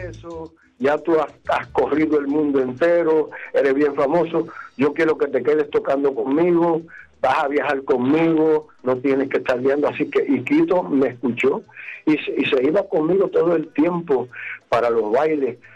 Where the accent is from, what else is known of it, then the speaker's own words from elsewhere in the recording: Guánica, Puerto Rico; mi pueblo de Guánica